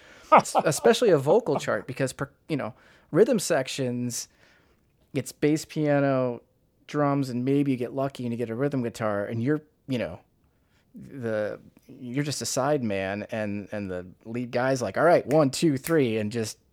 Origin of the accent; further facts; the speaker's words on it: Chicago, Illinois, United States; So you're fellow Midwestern. I'm from Chicago, north side of Chicago